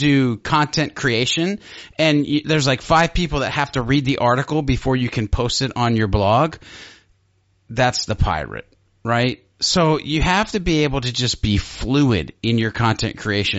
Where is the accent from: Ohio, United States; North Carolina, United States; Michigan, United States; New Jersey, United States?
Ohio, United States; I'm from Ohio.